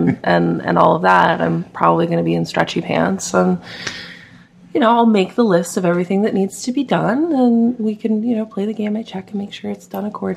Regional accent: New Jersey, United States; I grew up in New Jersey.

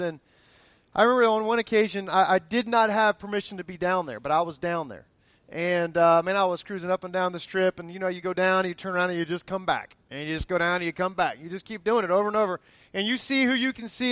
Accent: Fort Lauderdale, Florida, United States; I grew up in Fort Lauderdale area, Miami area

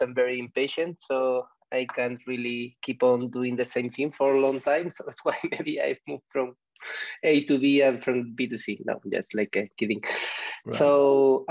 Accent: Andalusia, Spain; English is a second language; moved away as an adult; also born or lived in Barcelona, Spain / Berlin, Germany / Dresden, Germany / France; now in Malaga, Spain; I come from Southern Spain and I studied like in Seville

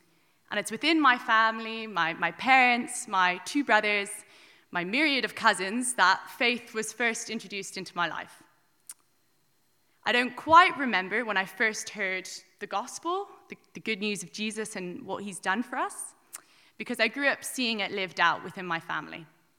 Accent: Wicklow, Leinster, Ireland; I'm 20 years old and I'm from Wicklow, and I've decided to get baptized today

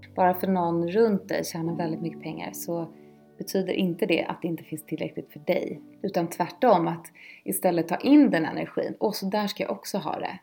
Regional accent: Lidingö, Stockholm County, Sweden; Jag är uppvuxen på Lidingö

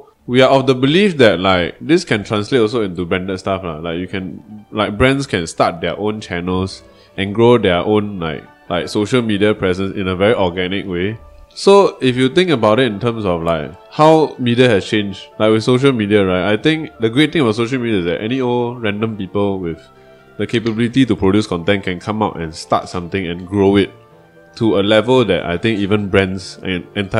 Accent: Malaysia; well, for I'm the Malaysian, both of you, that's the outlier bit.

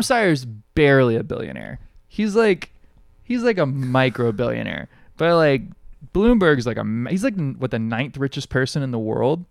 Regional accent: Alabama, United States; now in Hawaii, United States; I grew up in Alabama

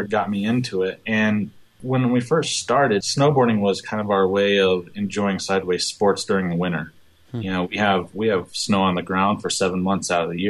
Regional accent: Breckenridge, Colorado, United States; growing up in the Breckenridge area

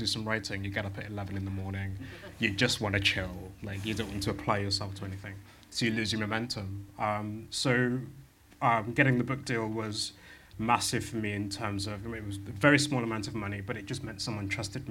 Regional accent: West Midlands, United Kingdom; I'm from the West Midlands, I'm from a Jamaican background

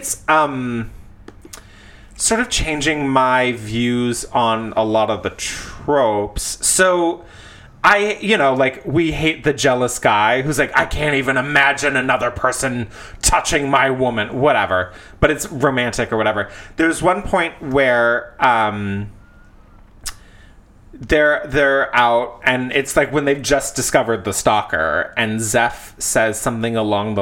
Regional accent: Riverside, California, United States; my hometown

